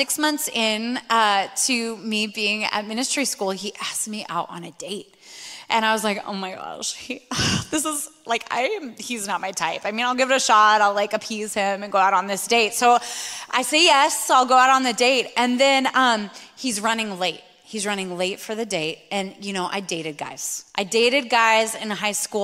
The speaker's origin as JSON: {"language": "English", "town": "Spokane", "region": "Washington", "country": "United States", "tie": "born or raised there", "also_born_or_lived": "Sydney, Australia", "moved": "yes", "said": "I grew up in Spokane, Washington"}